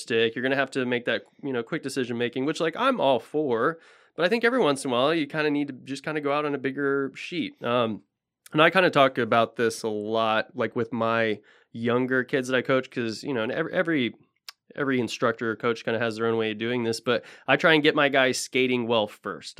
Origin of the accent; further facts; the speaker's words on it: Tulsa, Oklahoma, United States; moved away; there was a few rinks in Tulsa 'cause I'm from Tulsa originally